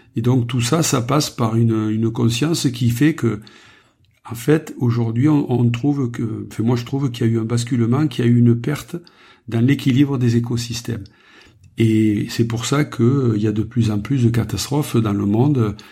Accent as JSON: {"language": "French", "town": "Saint-André-de-Roquelongue", "region": "Occitania", "country": "France", "tie": "born or raised there", "also_born_or_lived": "Narbonne", "said": "né à Narbonne, j'ai vécu dans les Corbières les 30 premières années de ma vie dans un village qui s'appelle Saint-André de Roquelongue"}